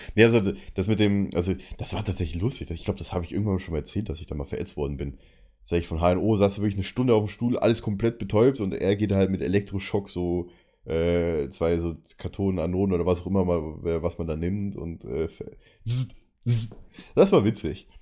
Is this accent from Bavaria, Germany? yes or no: yes; outside Munich, Bavaria, Germany; now in Berlin, Germany; meine Heimat zeigen würde, so mit See oder sowas